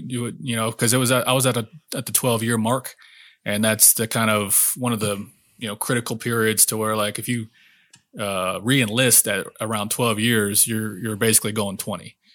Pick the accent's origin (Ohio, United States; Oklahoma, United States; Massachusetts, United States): Oklahoma, United States; I grew up in Oklahoma, a real small town